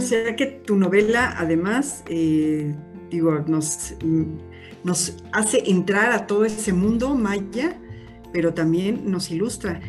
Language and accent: Spanish; Mexico; como mexicanos